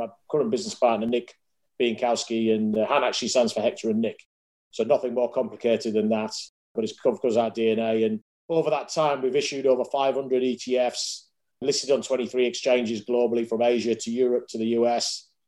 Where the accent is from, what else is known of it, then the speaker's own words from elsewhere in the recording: Yorkshire and the Humber, United Kingdom; moved away as an adult; also born or lived in Hull; now in London, United Kingdom; as you can tell by the voice, I'm a Yorkshireman, born and bred.